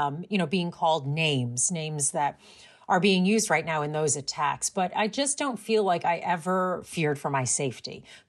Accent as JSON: {"language": "English", "region": "New York suburbs", "country": "United States", "tie": "born or raised there", "said": "I grew up in New York as well. I didn't grow up in the city. I was in the suburbs, but I visited the city a lot and I went to Chinese school on the weekends there."}